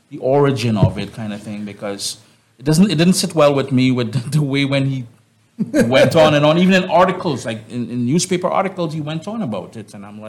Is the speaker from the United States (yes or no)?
no; Trinidad & Tobago; now in Canada; I am from the Caribbean. I got Caricom blood flowing through my hands, my veins